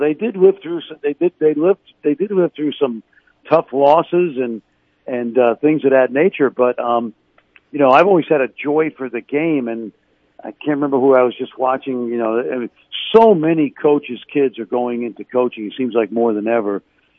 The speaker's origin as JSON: {"language": "English", "town": "New York City", "region": "New York", "country": "United States", "tie": "born or raised there", "said": "I've had a great deal of passion for the game since I was a kid growing up in New York City."}